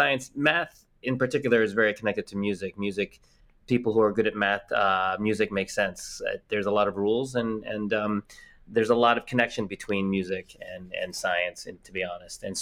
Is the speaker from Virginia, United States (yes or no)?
yes; Springfield, Virginia, United States; born or raised there; also born or lived in Philippines / New York City